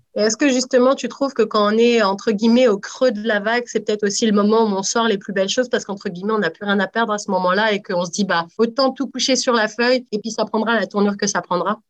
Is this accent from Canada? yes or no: no; France; je suis née en France aussi